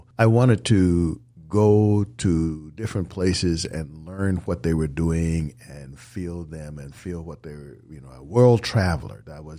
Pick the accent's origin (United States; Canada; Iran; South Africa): United States; San Francisco, California; San Francisco.